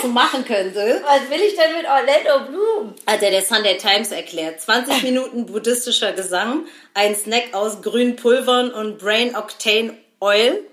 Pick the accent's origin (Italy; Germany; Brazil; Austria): Germany; Berlin; wir kommen aus Berlin